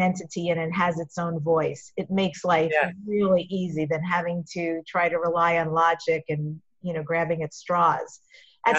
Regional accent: New York, United States; I'm from New York, so for me, it's really familial, your rhythm that you speak

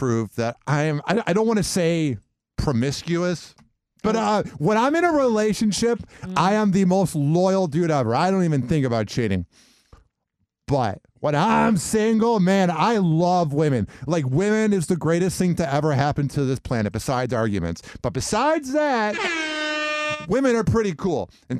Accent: Midwest, United States; Growing up in the Midwest, it was cold out.

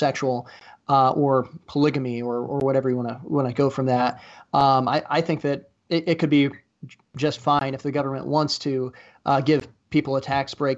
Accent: Iowa, United States; my home state here in Iowa

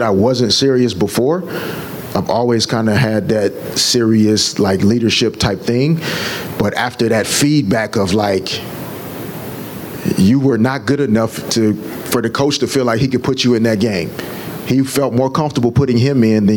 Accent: Little Rock, Arkansas, United States; moved away as an adult; now in Los Angeles, United States; growing up in Little Rock

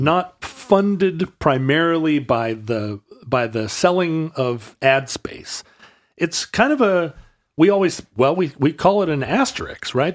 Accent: Alaska, United States; Growing up in Alaska

